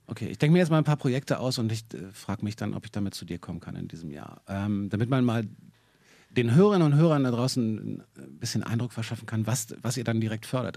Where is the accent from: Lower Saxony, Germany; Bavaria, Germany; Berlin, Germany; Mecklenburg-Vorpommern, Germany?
Berlin, Germany; ich bin gebürtiger Berliner